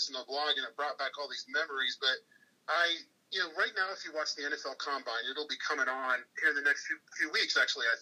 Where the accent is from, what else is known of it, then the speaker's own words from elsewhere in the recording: Des Moines, Iowa, United States; I grew up in Des Moines, Iowa